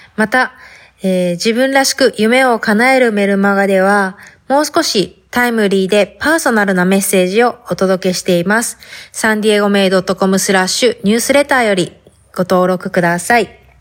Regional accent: Fukuoka, Japan; accent: Hakata dialect; first language Hakata dialect; moved away as an adult; now in United States; 博多弁で話してみたけど、初めてやったけん、ちょっとなんか変な感じがして、滑らかに話せてない感じがあるけど、ね、母国語なのにね

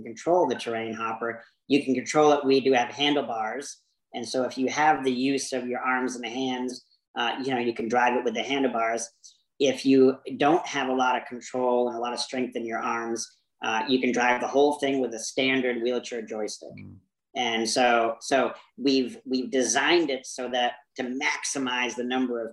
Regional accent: Maine, United States; now in Arizona, United States; I grew up in Maine

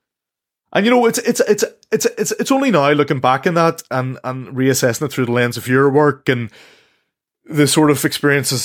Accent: Belfast, Northern Ireland, United Kingdom; from the background I come from and from North Belfast. And walking these streets in North Belfast

